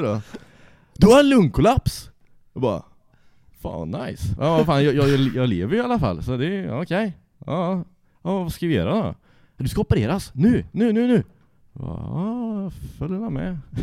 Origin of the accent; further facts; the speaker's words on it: Trollhättan, Västra Götaland, Sweden; Jag är från Trollhättan, jag och är uppväxt ja, en och en halv mil utanför Trollhättan